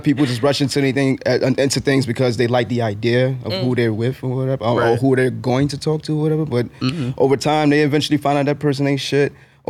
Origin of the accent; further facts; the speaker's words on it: New York City, New York, United States; I'm from hailing from the Bronx, New York.